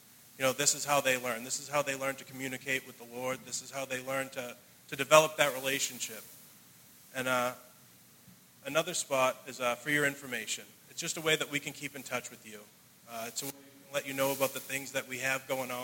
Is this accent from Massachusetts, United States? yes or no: yes; Brockton, Massachusetts, United States; I'm from Brockton. Growing up, I was very fortunate